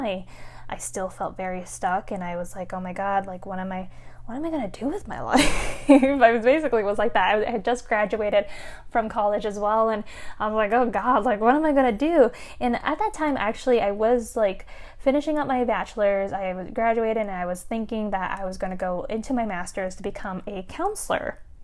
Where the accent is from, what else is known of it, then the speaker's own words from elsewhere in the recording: United States; my fellow Asian Americans as well, because, again, growing up as Asian American